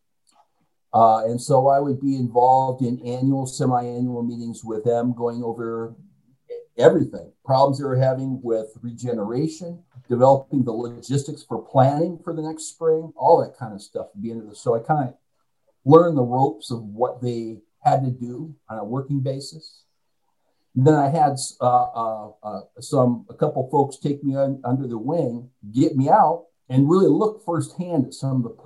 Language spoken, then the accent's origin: English; Kalamazoo, Michigan, United States; moved away; I'm from Kalamazoo, Michigan, in the first place, too. So there was the opportunity to go back home.